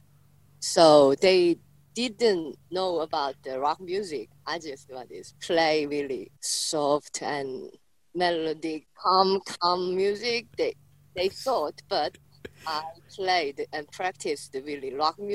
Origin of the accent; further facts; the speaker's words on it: Busan, South Korea; I'm from Busan